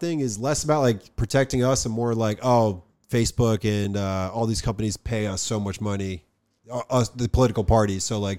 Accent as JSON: {"language": "English", "town": "New York City", "region": "New York", "country": "United States", "said": "I'm from New York"}